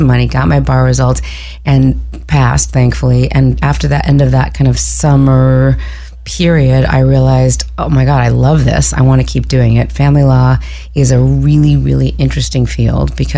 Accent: Southern California, United States; also born or lived in New York; I grew up here in Southern California

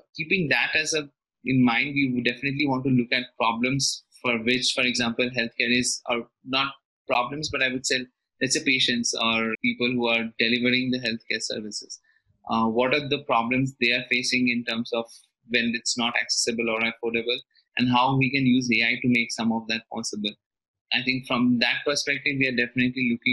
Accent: Kolkata, West Bengal, India; moved away as an adult; now in Mumbai, India; I hail from Kolkata, which is fairly laid back

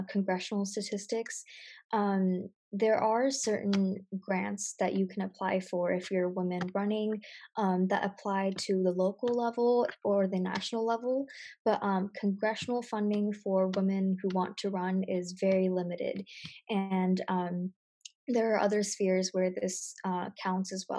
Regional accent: United States; as an American

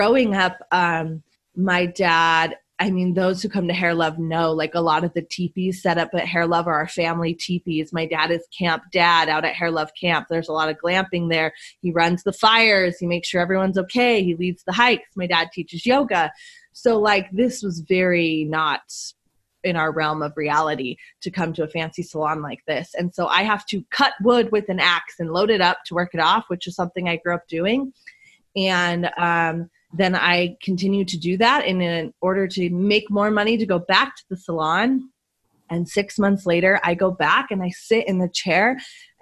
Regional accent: Las Vegas, Nevada, United States; born and raised in Las Vegas, and I was a really troubled kid and teenager. I was sent to live with different families from 11 years old on up

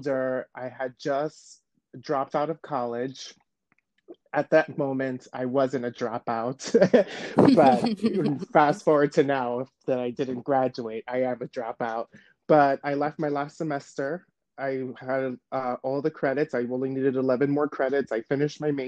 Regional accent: New York City, New York, United States; also born or lived in Shanghai; I was born and raised in New York

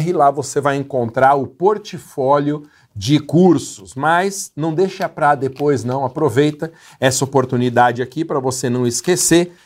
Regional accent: Guarulhos, São Paulo, Brazil; minha cidade natal, uma empresa de limpeza de fachadas, tem sede em Guarulhos

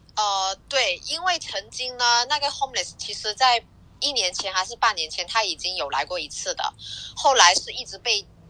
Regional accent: Guangdong, China; now in Hawaii, United States; 我是广东的

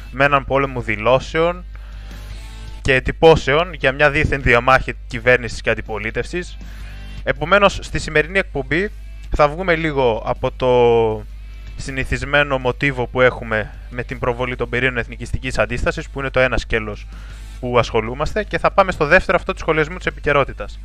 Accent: Greece; πώς βλέπουμε και εμείς ως Έλληνες εθνικιστές αυτή τη βιτρίνα

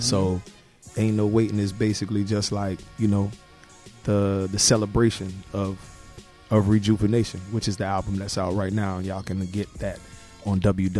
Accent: Miami, Florida, United States; moved away as an adult; also born or lived in Brooklyn, New York / Washington D.C. area (DMV); now in Washington D.C. area, United States; early 80s, around the time when, you know, New York was getting bad. Mm-hmm. We bolted down to Miami, Florida, and I grew up in Miami. About 6th, 7th? Yeah, since junior high school. Did junior high school, grew up in Miami.

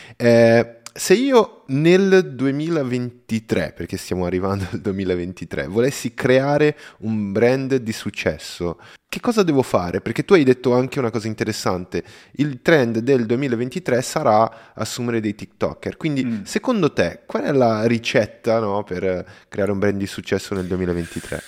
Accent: Brazil; Italian is a second language; io sono brasiliano

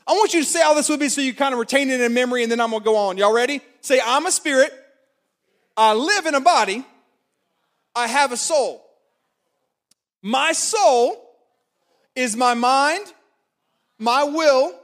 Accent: Florence, South Carolina, United States; moved away as an adult; also born or lived in Clemson, South Carolina; now in Columbia, United States; I grew up born and raised in Florence, but I went to Clemson

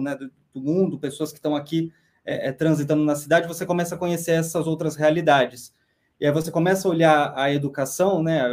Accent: Botucatu, São Paulo, Brazil; moved away as an adult; now in Brasília, Brazil; Nasci em São Paulo, fui muito cedo para o interior, com um ano, então eu cresci no interior

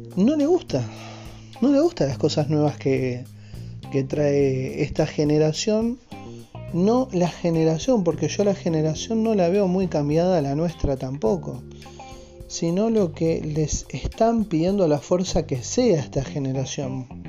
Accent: Argentina; en mi país, que es Argentina

